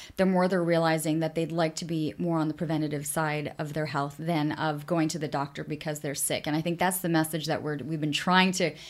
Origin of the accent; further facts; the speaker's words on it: Canada; now in Ottawa, Canada; being Canadian